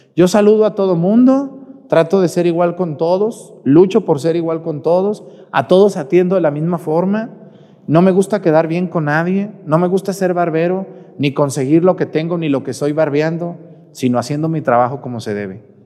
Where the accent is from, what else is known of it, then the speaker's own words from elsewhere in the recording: Mexticacán, Jalisco, Mexico; soy de Mesticacán